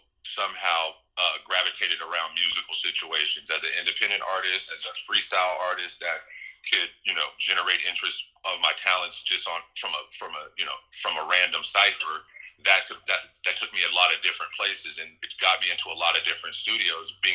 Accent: Santa Rosa, California, United States; also born or lived in San Francisco, California / Washington Heights, New York; in Sonoma County, Santa Rosa, that I really, really, locked in everything that I'm existing as today

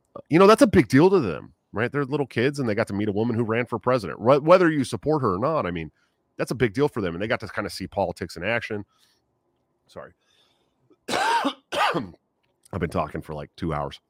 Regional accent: Bay Area, right outside of San Francisco, California, United States; moved away; I grew up in the Bay Area right outside of San Francisco

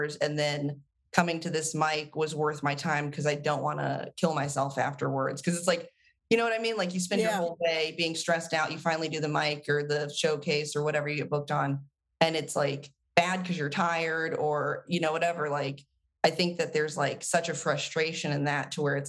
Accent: the South, United States; also born or lived in Atlanta; as a Southerner

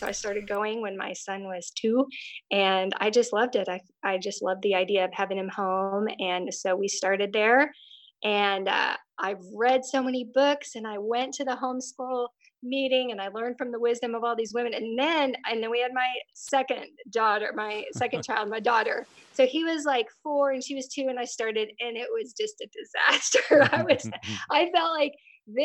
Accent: Texas, United States; moved away as an adult; now in Tulsa, United States; I grew up in Texas

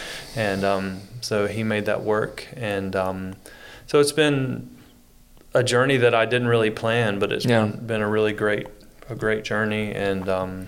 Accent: Carthage, North Carolina, United States; moved away; I grew up in North Carolina in Carthage, which is just south of Raleigh

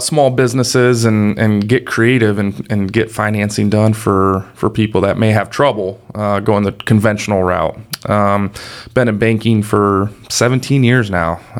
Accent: Bucyrus, Ohio, United States; also born or lived in Columbus, Ohio; Born and raised in Bucyrus, Ohio

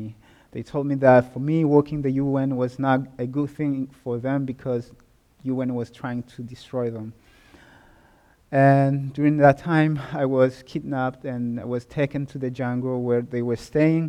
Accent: Burundi; moved away; I was born and raised in Burundi, a small country which is found in the east of Africa.

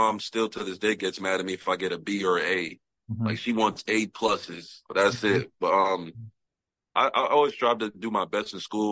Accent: Tobyhanna, Pennsylvania, United States; also born or lived in Manhattan, New York; Grew up my whole life

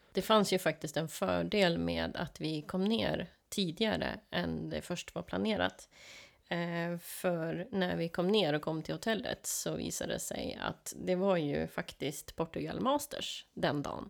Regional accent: Sweden

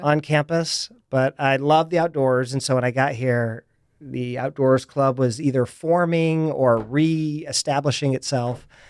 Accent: Indianola, Iowa, United States; moved away as an adult; now in San Diego, United States; I grew up in a small town uh, just south of Des Moines called Indianola.

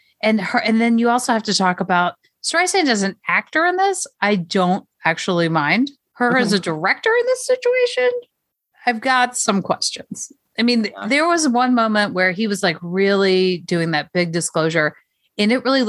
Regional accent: Alabama, United States; I am from Alabama and a unique flowering creature.

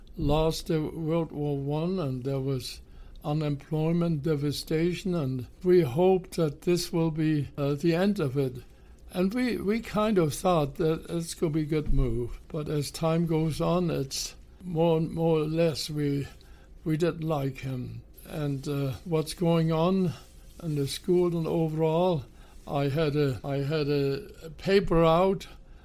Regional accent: Hamburg, Germany; Well, I was born in Hamburg, Germany in 1929.

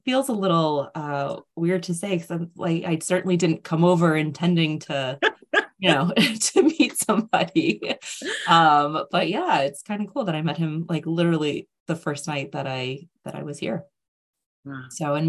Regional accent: United States; moved away as an adult; now in United Kingdom; I'm originally from the States, but I have lived in the UK for 16 years now.

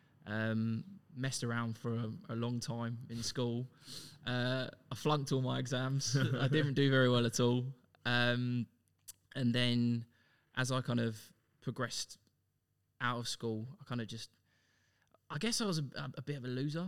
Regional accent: Luton, East of England, United Kingdom; moved away as an adult; now in Melbourne, Australia; Luton if you pronounce your T's properly. Multiple times voted the worst place to live in the UK. So as you can imagine, quite a rough upbringing

